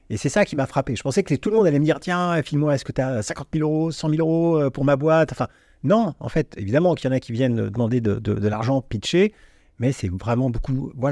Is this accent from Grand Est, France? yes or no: no; Vierzon, Centre-Val de Loire, France; also born or lived in Neuilly-sur-Seine; Mais j'ai grandi ah, à Vierzon.